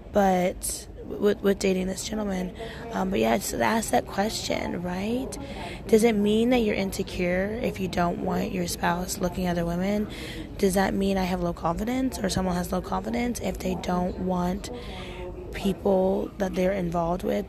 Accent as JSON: {"language": "English", "town": "Portland", "country": "United States", "said": "I am from Portland and it's very liberal and people are open. And I used to nanny all the time in high school"}